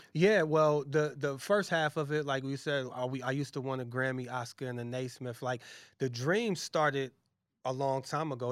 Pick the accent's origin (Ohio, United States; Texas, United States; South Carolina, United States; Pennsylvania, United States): Ohio, United States; Massillon; moved away as an adult; also born or lived in Brooklyn, New York; I'm from Massillon, Ohio, it's a, it's a small town